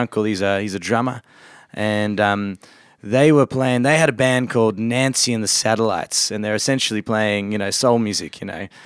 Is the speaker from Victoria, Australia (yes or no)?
yes; Victoria, Australia; we grew up in Australia, but, um, my parents are originally from England